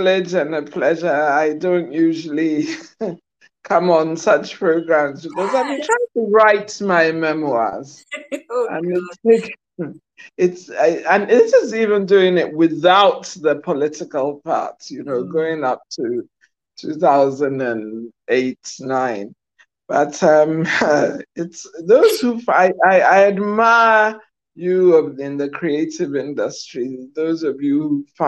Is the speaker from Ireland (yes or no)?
no; Accra, Greater Accra, Ghana; growing up in Kwame Nkrumah's Ghana